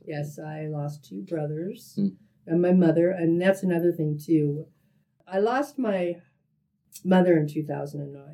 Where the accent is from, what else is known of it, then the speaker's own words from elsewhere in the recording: Yakima, Washington, United States; now in Silver Valley, United States; I'm originally from Yakima, Washington, okay. born and raised over there